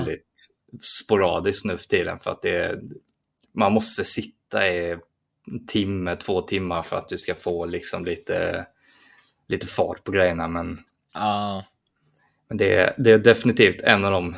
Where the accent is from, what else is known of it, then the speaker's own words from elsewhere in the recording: Sweden; det var jag som var svensk